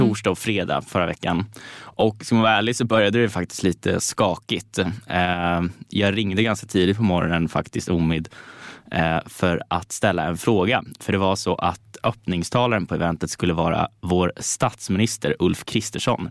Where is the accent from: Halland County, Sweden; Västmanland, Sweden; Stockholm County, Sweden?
Stockholm County, Sweden; Stockholm; där jag är uppvuxen på Södermalm